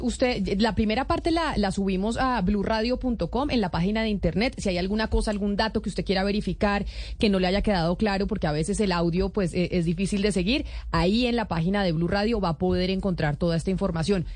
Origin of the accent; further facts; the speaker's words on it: Colombia; nosotros en Colombia